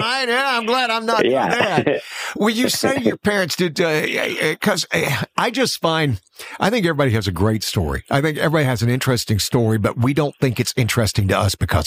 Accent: Florala, Alabama, United States; moved away; I am from Florella.

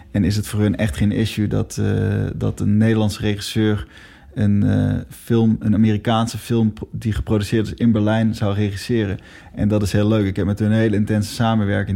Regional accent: Netherlands; we als Nederlanders

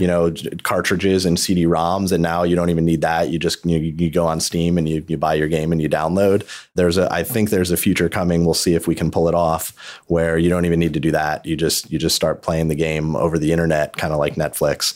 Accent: New York, United States; I'm from New York

